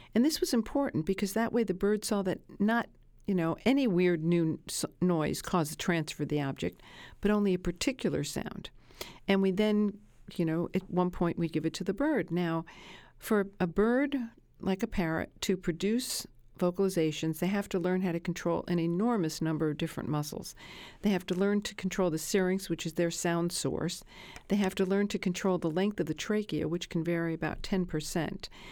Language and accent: English; Brooklyn, New York, United States; I grew up in Brooklyn